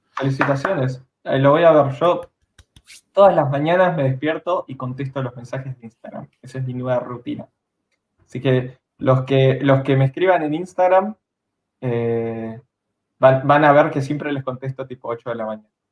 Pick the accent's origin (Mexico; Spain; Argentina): Argentina; Bariloche, Río Negro; yo soy de Bariloche, yo no soy de Capital.